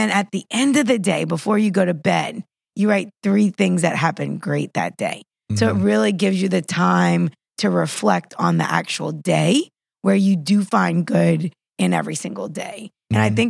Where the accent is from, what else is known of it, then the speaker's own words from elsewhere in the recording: West Bank, Palestine; I'm from the West Bank.